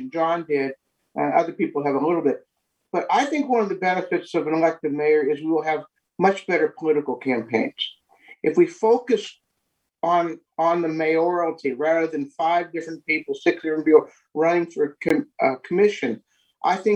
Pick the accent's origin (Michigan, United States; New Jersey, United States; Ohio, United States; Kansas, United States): Kansas, United States; Lawrence; i come from the Lawrence from one of the neighborhoods. Uh, I don't think I represent Old West Lawrence, or, but I come from a neighborhood perspective.